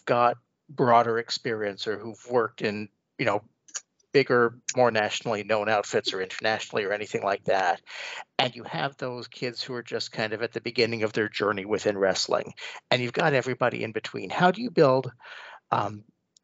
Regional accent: Canada; I'm Canadian

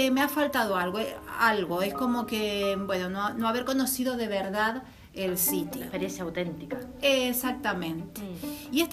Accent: Argentina; born there; moved away; also born or lived in Canary Islands; Y te digo que siendo argentina

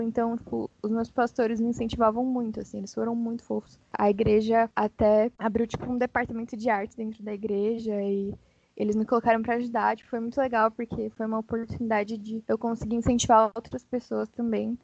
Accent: São Paulo, Brazil; eu sou de São Paulo

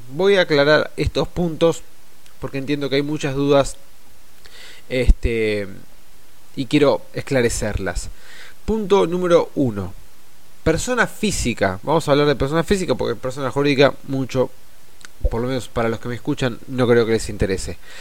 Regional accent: Argentina; nosotros como argentinos y argentinas

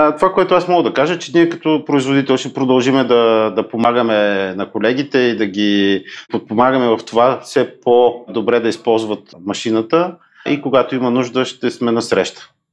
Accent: Bulgaria; като българин

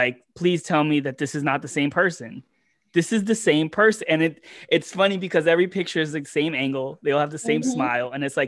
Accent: Manhattan, New York, United States; especially growing up in Manhattan or New York, where it's you have all these this different demographics

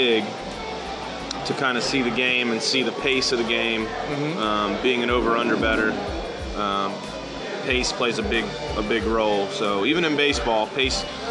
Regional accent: Chillicothe, Ohio, United States; from Chillicothe, Ohio.

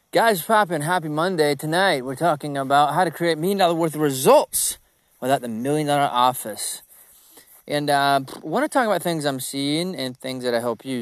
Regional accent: Georgia, United States; I'm from Country Town

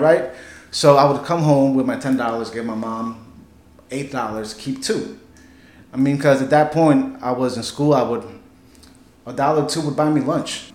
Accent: New York City, New York, United States; also born or lived in Bronx, New York / Whitestone, Queens, New York; I was born in Manhattan, New York City.

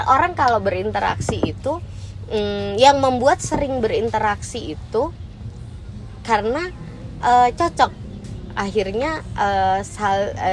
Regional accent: Nunukan, North Kalimantan, Indonesia; kayak yang bikin kita salah satunya cocok Nuzul dari Jember, saya dari Nunukan Kalimantan gitu kan.

